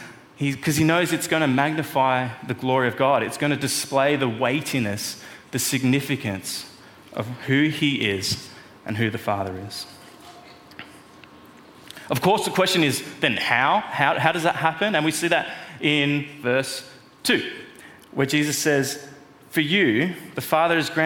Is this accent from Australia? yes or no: yes; Melbourne, Victoria, Australia; moved away; I'm from Melbourne